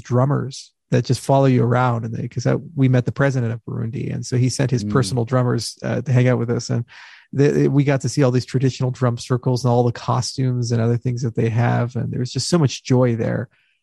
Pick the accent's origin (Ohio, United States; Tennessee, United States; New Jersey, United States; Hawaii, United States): Hawaii, United States; I grew up in Hawaii.